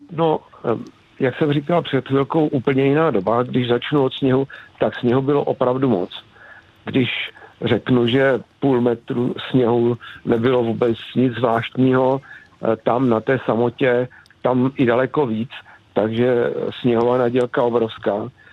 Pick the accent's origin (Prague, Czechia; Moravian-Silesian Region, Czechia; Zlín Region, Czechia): Zlín Region, Czechia; near Zlín; vyrůstal jsem tady kousek od Zlína na samotě